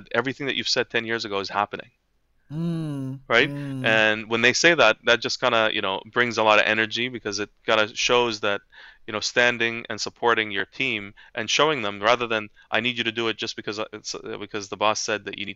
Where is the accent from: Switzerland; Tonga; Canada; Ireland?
Canada; Halifax, Nova Scotia; English is a second language; when I came to Halifax as a young boy, I was bullied.